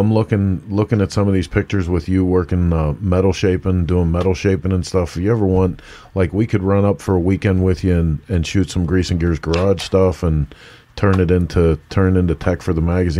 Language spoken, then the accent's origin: English; Pittsburgh, Pennsylvania, United States; accent: Pittsburgh; I do my best to try not to talk like I'm from Pittsburgh, and it slips out